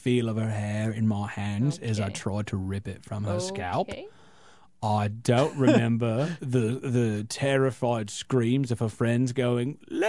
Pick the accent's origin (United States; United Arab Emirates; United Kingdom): United Kingdom; Wales; Thirdly, I'm from Wales. What kind of men do you expect look like from a place called Wales?